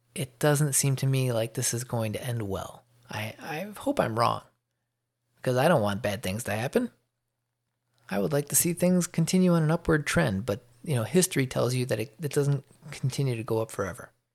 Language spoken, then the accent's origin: English; Chicago, Illinois, United States; moved away as an adult; now in Georgia, United States; I'm from the Chicago area